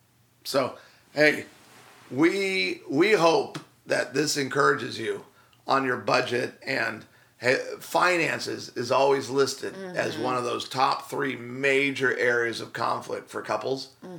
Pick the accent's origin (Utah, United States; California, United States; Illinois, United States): Illinois, United States; Chicago; So the my Chicago Bears, because I'm from Chicago.